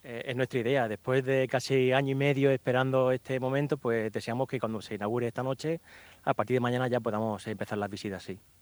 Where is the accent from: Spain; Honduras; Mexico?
Spain; Cieza, Region of Murcia; en Cieza, que es mi pueblo